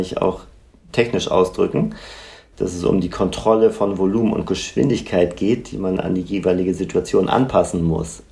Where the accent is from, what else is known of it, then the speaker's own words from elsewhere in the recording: Northern Germany, Germany; bei uns im Norden